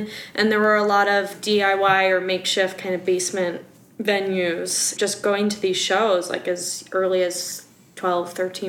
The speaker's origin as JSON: {"language": "English", "region": "Wisconsin", "country": "United States", "accent": "Wisconsin", "said": "If you only heard my Wisconsin accent come out, I would be talking like this, yeah."}